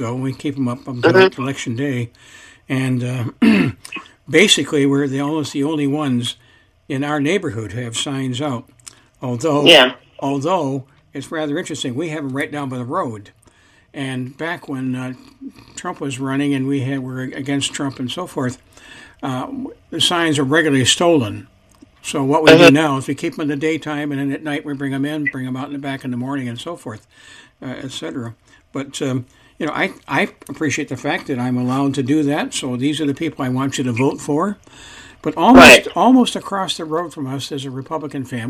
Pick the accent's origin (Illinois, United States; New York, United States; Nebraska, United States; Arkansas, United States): New York, United States; Sandy Creek; now in Pasco County, Florida, United States; I come from a very small town in northern New York State, up near Watertown, New York, north of Syracuse. And in my hometown, there only had 1,700 people